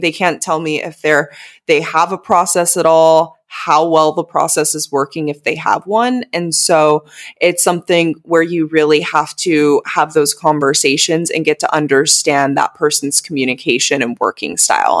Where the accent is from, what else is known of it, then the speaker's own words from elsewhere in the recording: United States; moved away as an adult; also born or lived in Southeast Asia; still making money back in my home country. 'Cause as we know in the U S